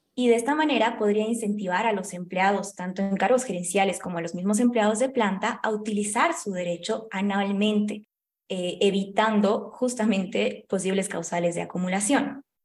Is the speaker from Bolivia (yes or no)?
yes; Bolivia